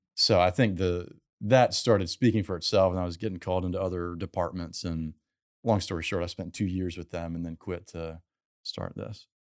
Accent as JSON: {"language": "English", "region": "South Carolina", "country": "United States", "also_born_or_lived": "California", "moved": "yes", "lives_now": "Houston, United States", "said": "I'm from South Carolina"}